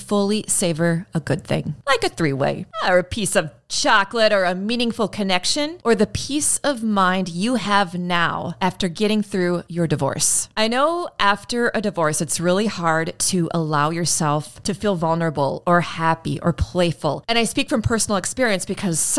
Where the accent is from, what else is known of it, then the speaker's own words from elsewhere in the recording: United States; I'm still an American